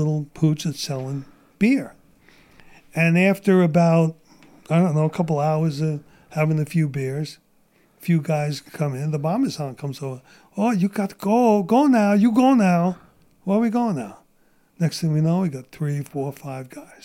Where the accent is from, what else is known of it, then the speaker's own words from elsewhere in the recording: New York City, New York, United States; moved away as an adult; also born or lived in Sumter, South Carolina; now in San Diego, United States; Where I grew up in Brooklyn, we had black gangs